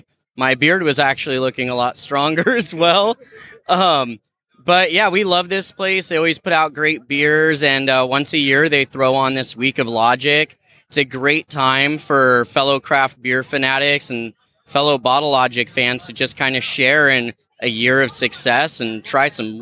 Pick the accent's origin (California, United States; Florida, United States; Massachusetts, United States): California, United States; Southern; I've been living out here for about 9 years, but I grew up in like Southern California area.